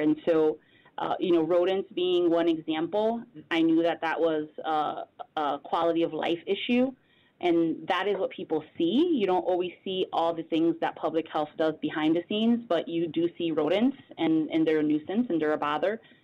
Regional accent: Bridgeport, Connecticut, United States; also born or lived in Hartford, Connecticut; I'm a Connecticut native, born and raised in Bridgeport, Connecticut

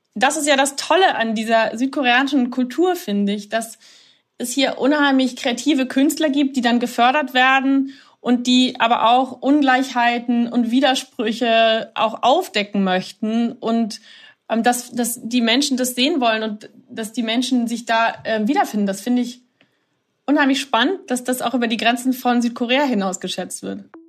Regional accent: Germany; now in Seoul, South Korea; mich als Deutsche

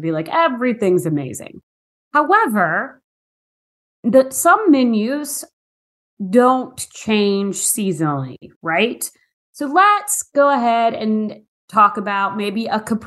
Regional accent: Farmville, Virginia, United States; I'm from Farmville, Virginia.

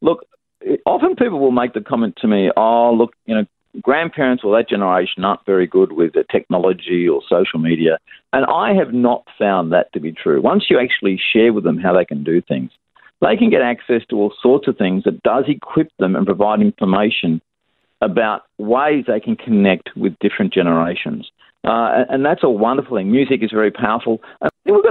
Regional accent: Australia

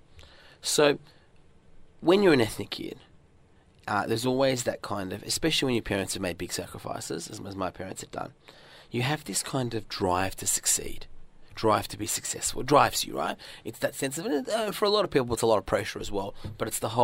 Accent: Australia; also born or lived in northern Iran; when I was growing up in Australia

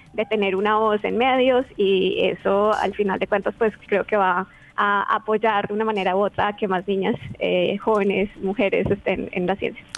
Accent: Colombia; soy colombiana

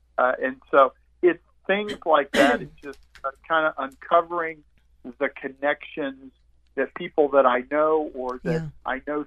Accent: Eustis, Florida, United States; I grew up in Eustis, but as a quote unquote outsider to Apopka

